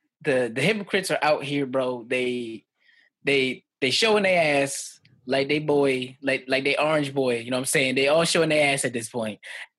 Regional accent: New York City, New York, United States; also born or lived in Jamaica; growing up in the Bronx

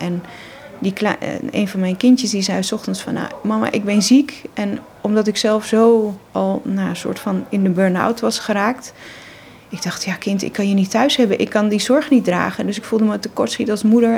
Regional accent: Monnikendam, North Holland, Netherlands; ik ben eh, in Monnikendam opgegroeid

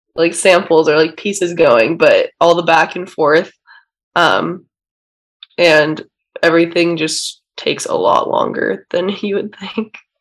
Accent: Orange County, California, United States; moved away as an adult; now in Los Angeles, United States; We're both from Orange County, so we live close to each other

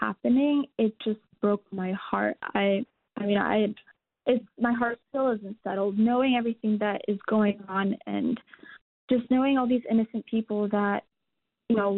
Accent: United States; growing up in America and going to American school

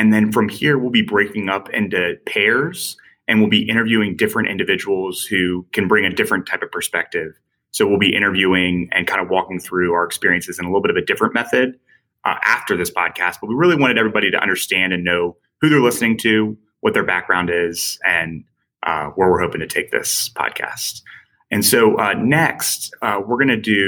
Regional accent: Culpeper, Virginia, United States; I'm from Culpeper, Virginia

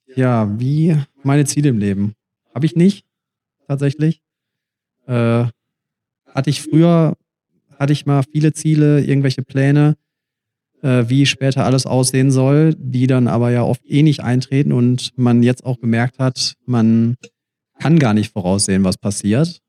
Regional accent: Germany; also born or lived in Australia; Deutschland ist meine Heimat

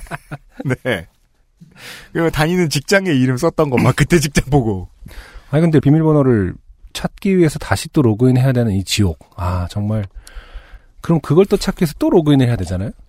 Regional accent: Yesan, South Chungcheong, South Korea; born there; 저는 대전이 아니고 충남 예산에서 태어났습니다.

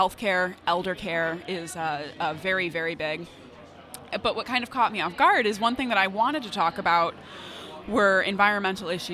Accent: Michigan, United States; I'd moved back to my hometown

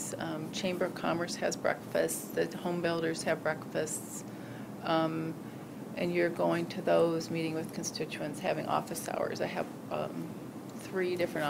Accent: Lansing, Michigan, United States; born there; also born or lived in Traverse City / Sault Ste. Marie / San Jose, California; Was born in Lansing, and my parents moved to Traverse City, where one of my sisters was born, then to Sault Ste. Marie, where another sister was born, and then to San Jose, California, where another sister was born.

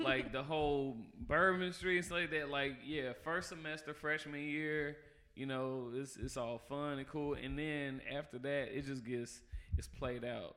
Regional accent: Jackson, Mississippi, United States; born or raised there; also born or lived in California

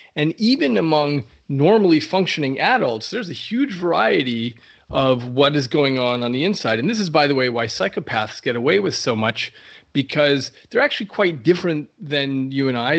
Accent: New Mexico, United States; in the Southwest, uh, where I grew up in New Mexico

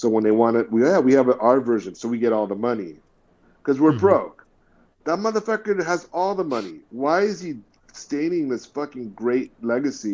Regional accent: Richmond, California, United States; when I was in Richmond, we're from Richmond

